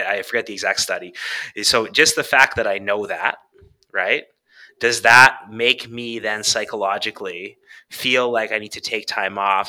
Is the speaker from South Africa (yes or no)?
no; Canada; I'm from Canada